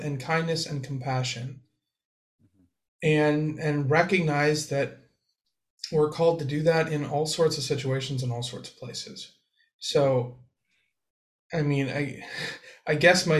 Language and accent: English; United States; we're American